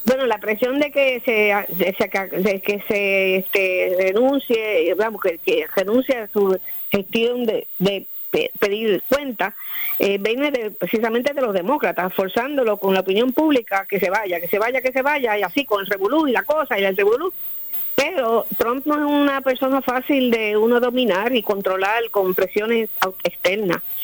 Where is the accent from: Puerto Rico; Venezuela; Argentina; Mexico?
Puerto Rico; also born or lived in Florida; nosotros que somos puertorriqueños